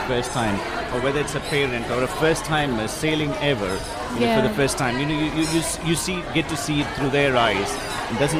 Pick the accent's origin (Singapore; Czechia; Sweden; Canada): Czechia; from Czech Republic.